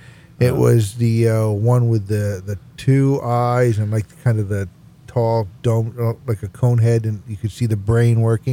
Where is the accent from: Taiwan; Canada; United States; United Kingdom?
United Kingdom; Scotland; even though I'm Scottish